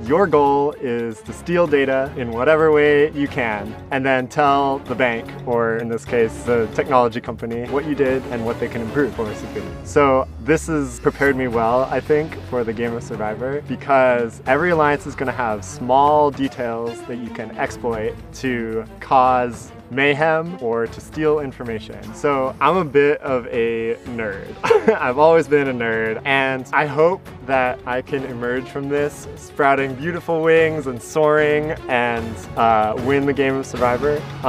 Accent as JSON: {"language": "English", "town": "San Francisco", "region": "California", "country": "United States", "said": "I'm from San Francisco. I'm 27 years old"}